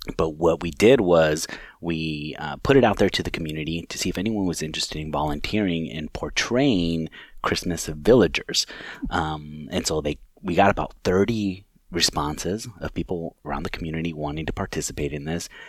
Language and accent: English; California, United States; moved away as an adult; now in Chippewa Falls, United States; I'm originally from California, grew up there